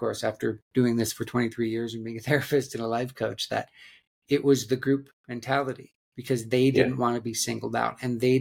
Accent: Black Hills of South Dakota, United States; I grew up in the Black Hills of South Dakota

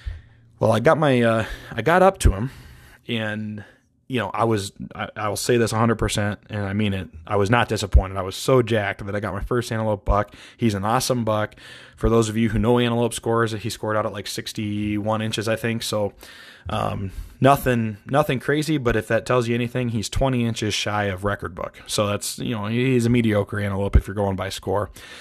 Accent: Montana, United States; I couldn't be happier that I got an antelope buck on the ground here in Montana, my home state.

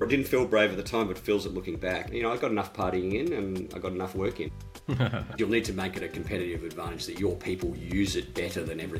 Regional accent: Adelaide, South Australia, Australia; moved away as an adult; also born or lived in Christchurch, New Zealand; I was born in Adelaide and I spent my first few years of life there. And then I did have a little stint in New Zealand, in Christchurch, between the ages of about 8 and 10.

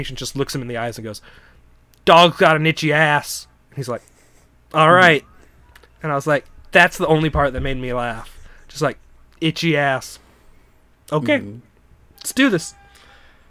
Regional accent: United States; I grew up in America

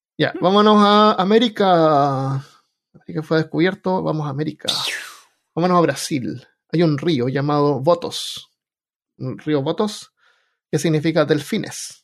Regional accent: Chile; moved away; No saben ni siquiera que soy chileno

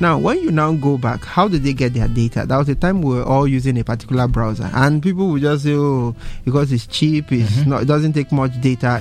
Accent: Nigeria; as a Nigerian

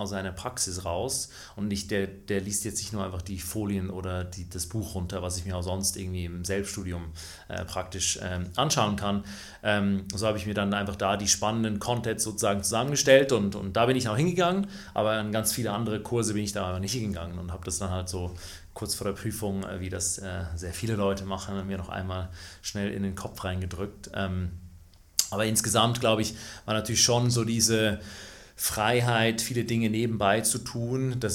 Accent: Switzerland; Ich bin in der Schweiz äh, groß geworden, ähm, das hört man auch.

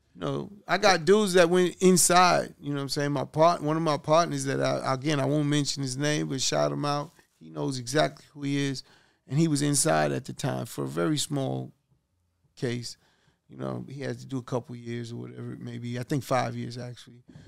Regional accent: New York City, New York, United States; we grew up in Hollis, Queens

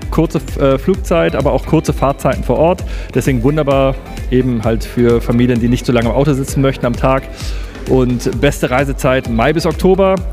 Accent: Germany; bei uns in Deutschland

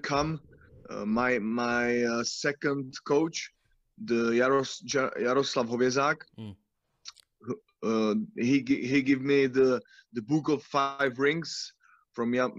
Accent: Brno, South Moravian Region, Czechia; English is a second language; I'm from Brno

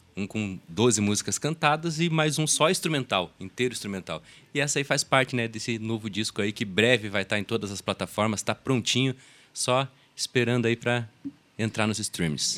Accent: Curitiba, Paraná, Brazil; somos curitibanos. Não adianta eu querer cantar forró com um sotaque nordestino que eu não tenho

